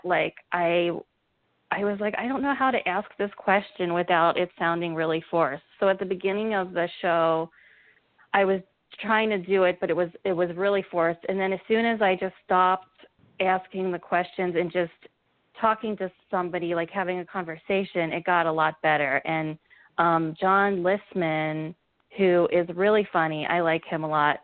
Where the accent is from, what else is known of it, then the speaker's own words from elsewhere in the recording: Cincinnati, Ohio, United States; also born or lived in Savannah; now in New York, United States; I'm from Ohio. I'm from Cincinnati